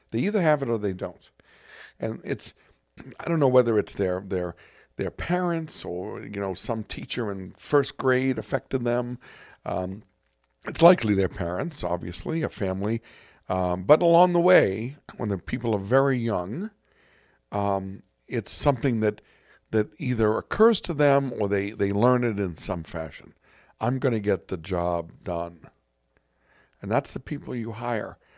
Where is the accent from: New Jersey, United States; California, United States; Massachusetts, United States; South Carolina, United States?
Massachusetts, United States; Boston; I'm from Boston